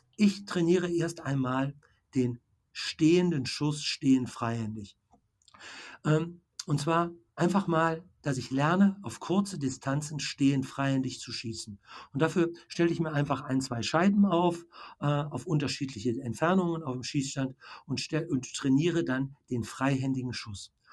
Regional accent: Bergisches Land, Sauerland, North Rhine-Westphalia, Germany; ich komme ja hier aus dem Bereich Bergisches Land, Sauerland

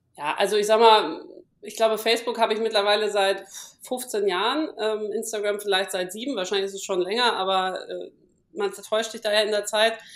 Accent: Hamburg, Germany; now in Palatinate, Germany; ich komme aus Hamburg

